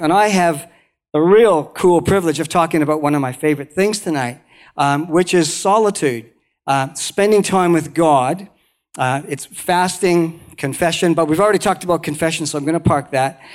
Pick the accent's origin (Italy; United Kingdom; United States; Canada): Canada; moved away as an adult; also born or lived in Banff, Alberta; now in New Zealand; I was born in Canada, uh, the, right in the middle of Canada, around the lakes